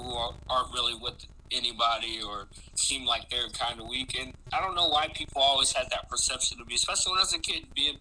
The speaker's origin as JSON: {"language": "English", "town": "Virginia Beach", "region": "Virginia", "country": "United States", "tie": "born or raised there", "also_born_or_lived": "Chesapeake, Virginia / Maryland", "said": "I was born in Chesapeake. I grew up in Virginia Beach."}